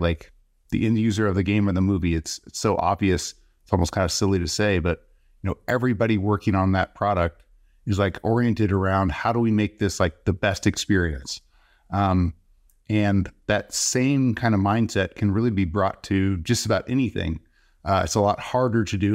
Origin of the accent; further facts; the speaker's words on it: Texas, United States; moved away as an adult; also born or lived in Bay Area, California; I'm originally from Texas, came out to California, Bay Area for school